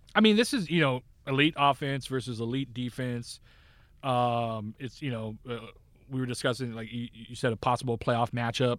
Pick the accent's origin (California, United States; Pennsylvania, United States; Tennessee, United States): California, United States; Northern; I grew up in Northern California